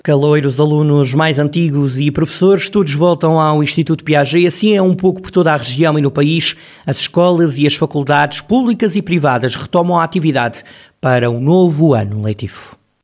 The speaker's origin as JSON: {"language": "Portuguese", "town": "Viseu", "region": "Centro", "country": "Portugal", "said": "porque eu sou de Viseu, era para ficar aqui, para ficar junto da minha família"}